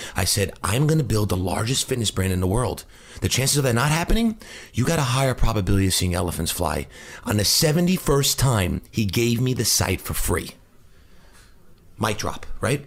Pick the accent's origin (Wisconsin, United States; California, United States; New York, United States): New York, United States; New Hyde Park; I grew up in New Hyde Park in, on Long Island.